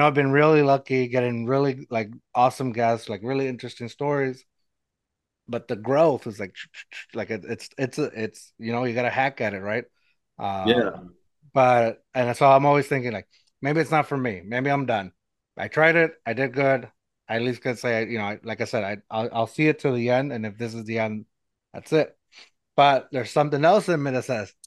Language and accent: English; San Antonio, Texas, United States; I'm from San Antonio. I live in San Antonio